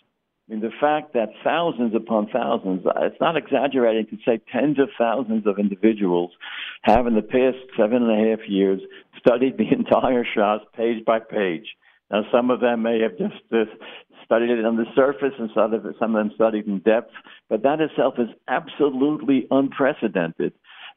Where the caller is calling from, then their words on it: Boca Raton, Florida, United States; I'm speaking from Century Village in Boca Raton